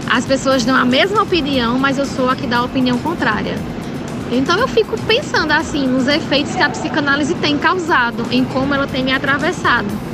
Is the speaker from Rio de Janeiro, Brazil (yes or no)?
no; Monteiro, Paraíba, Brazil; also born or lived in Campina Grande / Natal; eu sou natural de Monteiro, Monteiro Paraíba, mas me formei em Campina